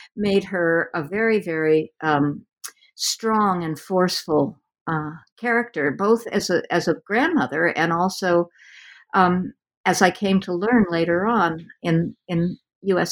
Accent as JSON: {"language": "English", "region": "West Coast", "country": "United States", "said": "I'm from the West Coast"}